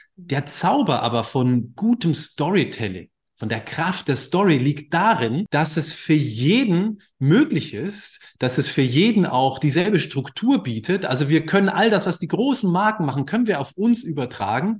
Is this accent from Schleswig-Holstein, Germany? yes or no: no; Bavaria, Germany; moved away as an adult; now in Hamburg, Germany; ich komme aus Bayern, ja, volles Klischee, Akkordeon, mit dem Akkordeonorchester unterwegs